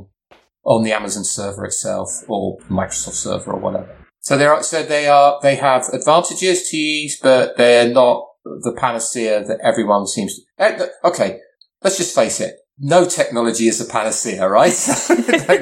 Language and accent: English; England, United Kingdom; I'm English